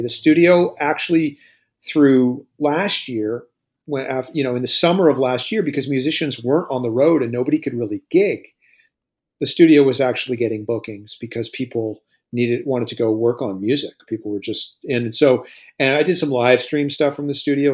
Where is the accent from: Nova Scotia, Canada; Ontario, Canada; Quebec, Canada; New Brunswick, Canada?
Nova Scotia, Canada; Lunenburg; now in Dartmouth, Canada; I grew up in Lunenburg